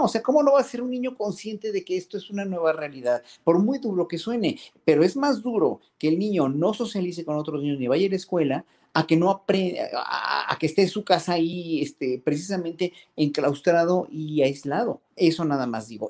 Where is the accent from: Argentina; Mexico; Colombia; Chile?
Mexico; como pueblo mexicano